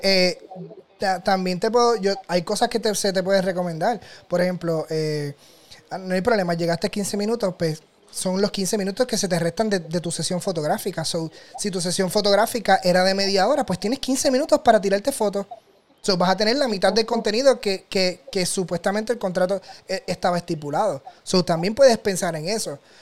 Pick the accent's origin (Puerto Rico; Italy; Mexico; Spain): Puerto Rico; Toa Alta; yo soy del área de Toa Alta